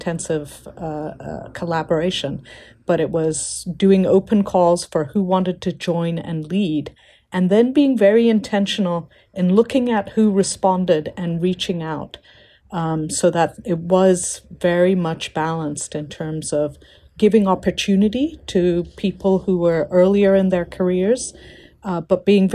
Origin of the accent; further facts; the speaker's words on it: India; moved away; also born or lived in Africa; I'm an Indian citizen working in Africa